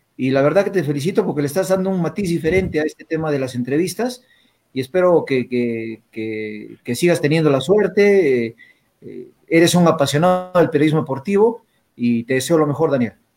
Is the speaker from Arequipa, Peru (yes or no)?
yes; Arequipa, Peru; Yo soy arequipeño pues al 100%